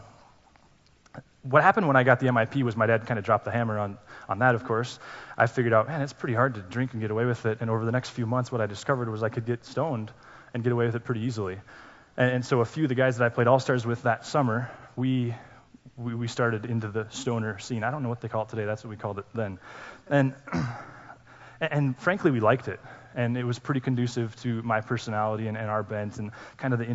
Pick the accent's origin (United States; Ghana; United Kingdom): United States; Laurel; I grew up in Laurel, we did middle school there.